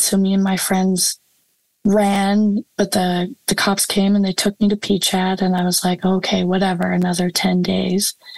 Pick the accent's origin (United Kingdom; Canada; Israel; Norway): Canada; High River, Alberta; my hometown of High River